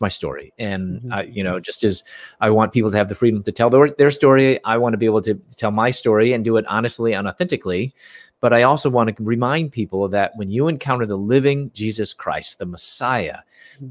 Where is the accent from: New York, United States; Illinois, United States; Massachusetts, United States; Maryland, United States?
Illinois, United States; Chicago; moved away as an adult; also born or lived in Louisville, Kentucky; I'm from Chicago and mm. I moved from Chicago to Louisville, Kentucky